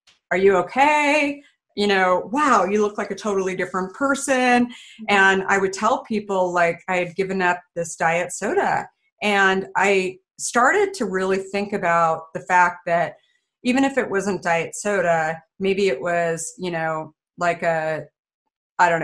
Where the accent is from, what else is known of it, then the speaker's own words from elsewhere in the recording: Arizona, United States; I grew up in Arizona